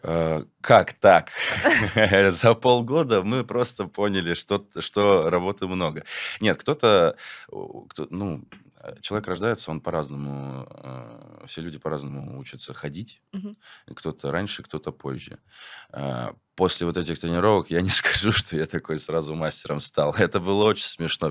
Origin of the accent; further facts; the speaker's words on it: Chelyabinsk, Chelyabinsk Oblast, Russia; moved away; я не в своем городе. Угу. Я как бы из Челябинска